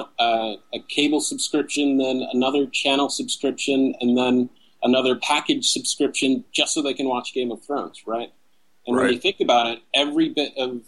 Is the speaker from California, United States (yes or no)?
yes; San Jose, California, United States; now in Los Angeles, United States; But originally, I was born in San Jose, California. Or raised in San Jose